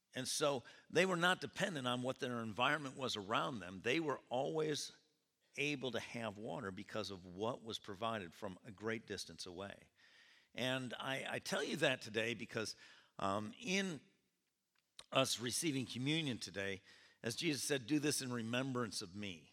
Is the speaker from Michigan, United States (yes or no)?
no; Rome, New York, United States; also born or lived in California; come home to Rome to, uh, visit my parents